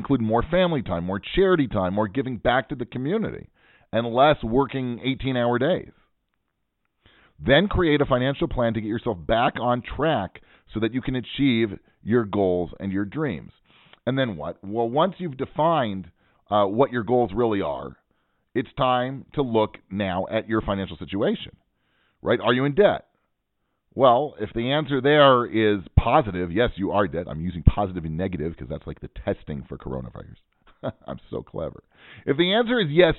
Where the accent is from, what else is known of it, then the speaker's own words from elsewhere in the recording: Pacific Northwest, United States; now in Israel; I'm from the Pacific Northwest, where we don't have any accents.